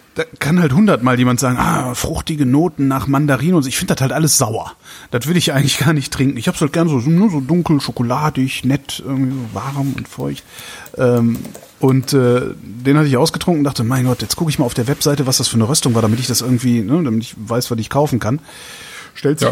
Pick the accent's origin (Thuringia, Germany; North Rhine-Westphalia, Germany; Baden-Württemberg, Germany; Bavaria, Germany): North Rhine-Westphalia, Germany; Cologne; now in Berlin, Germany; Köln ist meine Heimat